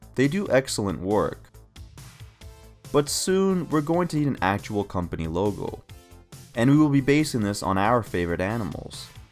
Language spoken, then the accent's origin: English; Canada; as a Canadian